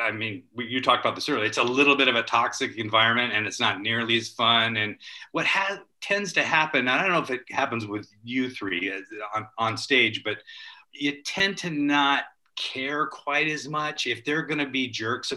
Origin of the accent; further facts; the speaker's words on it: Culver City, California, United States; I grew up in Culver City, right across from MGM.